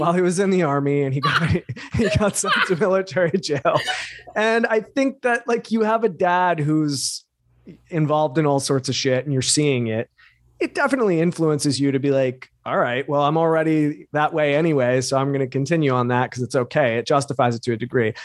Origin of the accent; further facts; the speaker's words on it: New York, United States; some kid from new york with glasses